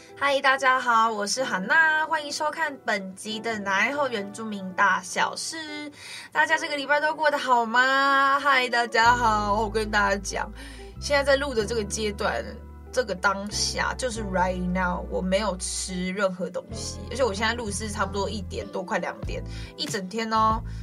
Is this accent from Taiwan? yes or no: yes; Guanshan, Taitung County, Taiwan; 我是来自台东关山德高打鼓饭部落的阿美族